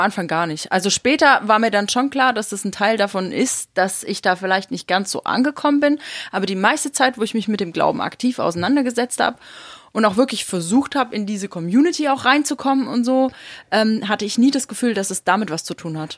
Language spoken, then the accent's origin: German; East Germany, Germany; ich bin noch in der DDR geboren